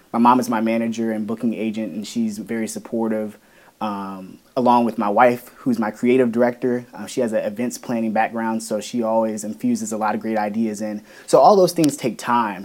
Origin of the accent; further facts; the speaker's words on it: Woodbridge, Virginia, United States; Woodbridge, Virginia, my hometown